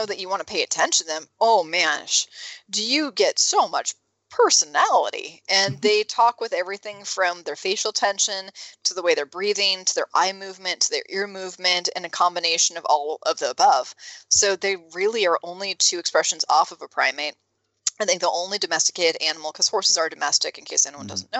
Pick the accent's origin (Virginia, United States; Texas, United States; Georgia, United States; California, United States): California, United States; I'm from California